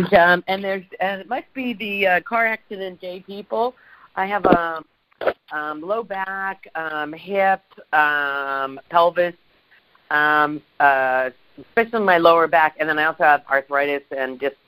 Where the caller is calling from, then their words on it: Malibu, California, United States; It's …, and I'm from Malibu area.